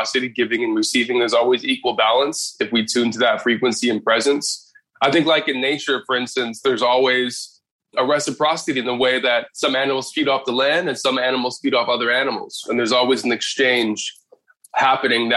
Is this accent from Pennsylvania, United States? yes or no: no; Inglewood, California, United States; I was born in Inglewood, California